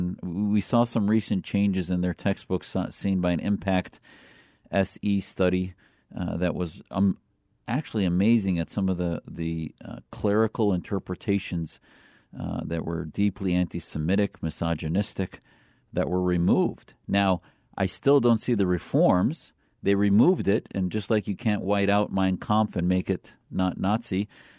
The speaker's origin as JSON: {"language": "English", "country": "United States", "said": "as an American, as a Syrian American, as having family that were miles away from chemical weapons attacks"}